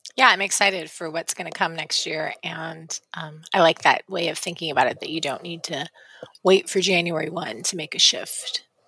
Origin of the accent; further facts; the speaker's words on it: West Coast, United States; moved away; I grew up on the West Coast